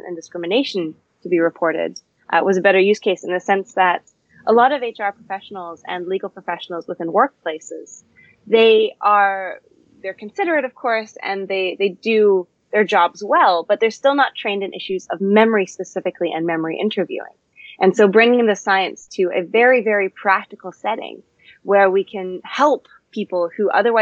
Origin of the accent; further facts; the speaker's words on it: Canada; now in London, United Kingdom; I'm actually a Canadian and I'm based in London